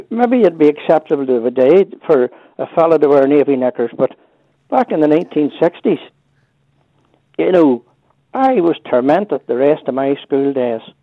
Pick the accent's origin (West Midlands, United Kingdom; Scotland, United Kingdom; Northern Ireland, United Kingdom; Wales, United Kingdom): Northern Ireland, United Kingdom; Maguiresbridge; I was raised, I'm one of 11 children, and I was raised in County Fermanagh